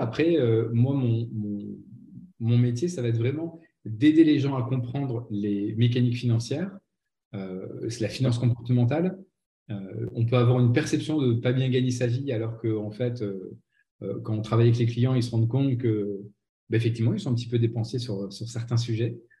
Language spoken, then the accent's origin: French; Nancy, Grand Est, France; moved away as an adult; also born or lived in Aix-en-Provence; une petite radio locale à Nancy qui était mon qui est ma ville natale